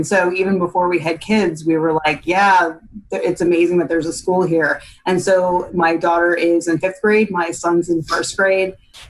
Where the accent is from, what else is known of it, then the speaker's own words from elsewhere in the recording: Washington Township, New Jersey, United States; also born or lived in Bridgewater, New Jersey; now in South Jersey, United States; So I grew up in Washington Township, and then I moved to the Bridgewater area and then moved down here right after I got married. So I've lived all over New Jersey.